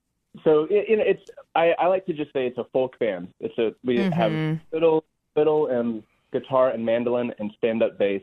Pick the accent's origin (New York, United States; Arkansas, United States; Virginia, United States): Arkansas, United States; moved away as an adult; now in Nashville, United States; I was born in Arkansas, born and raised